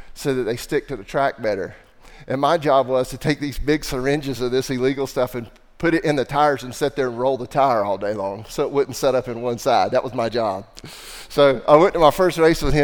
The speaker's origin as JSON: {"language": "English", "region": "the Bible Belt", "country": "United States", "said": "I'm from the Bible Belt"}